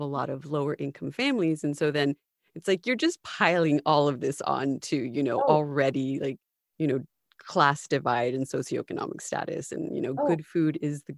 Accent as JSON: {"language": "English", "country": "United States", "said": "as an American"}